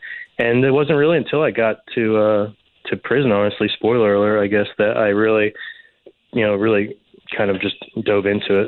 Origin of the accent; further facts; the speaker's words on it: Lexington, Kentucky, United States; also born or lived in New York; Yeah, you know, I had pretty much a normal sort of middle-class suburban upbringing in Lexington. Nothing too exciting. I was born in upstate New York. My family moved around a lot when I was younger. We wound up in Kentucky, of all places.